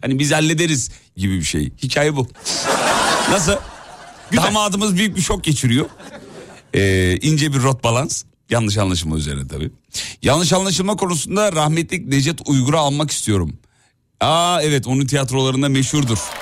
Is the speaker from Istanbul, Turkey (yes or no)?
no; Erzurum, Turkey; accent: eastern (doğu ağzı); Şimdi biz de Erzurumluyuz. Biz de bazı kelimeler böyle kısaltılır, evrilir, çevrilir. Bir doğu ağzı şivesi çok konuşulmaz ama arada böyle kaçar filan.